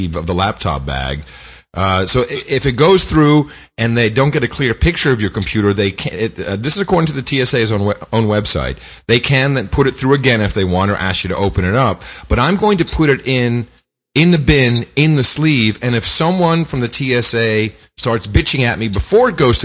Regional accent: United States; I'm an American

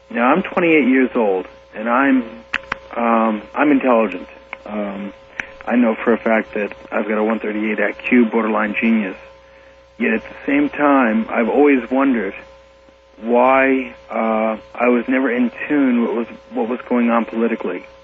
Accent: Huntington, New York, United States; moved away as an adult; also born or lived in Elmont, Nassau County / New Orleans; now in Youngstown, Ohio, United States; No, I'm from Suffolk County. I'm I'm from uh, Huntington.

